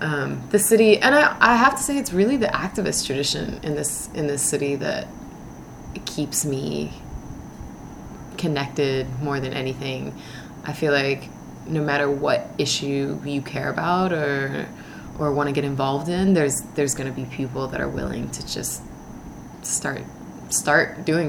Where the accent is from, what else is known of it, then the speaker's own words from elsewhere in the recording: Birmingham, Alabama, United States; born there; I was born in Birmingham, Alabama, in the foothills of Appalachia, on March 4th, 1984.